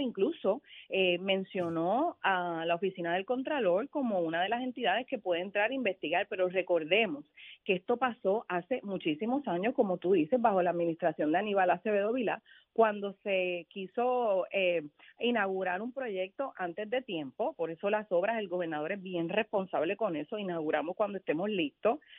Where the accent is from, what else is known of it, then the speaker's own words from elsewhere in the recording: Carolina, Puerto Rico; yo soy de Carolina